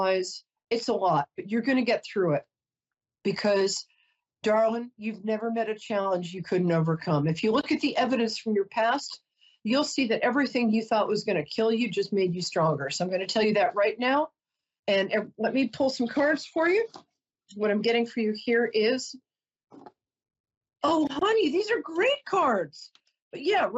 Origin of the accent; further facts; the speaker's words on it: New York, United States; I'm a New Yorker